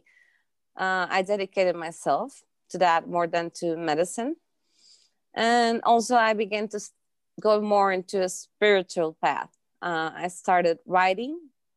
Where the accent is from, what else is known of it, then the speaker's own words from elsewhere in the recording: Costa Rica; I was born and raised in Costa Rica. So I'm half Costa Rican, half Russian.